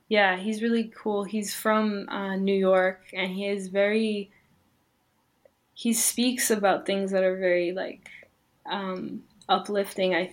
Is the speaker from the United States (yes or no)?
no; Canada; born there; I was born in in Canada, but I, my family is from Iran, so they came here as refugees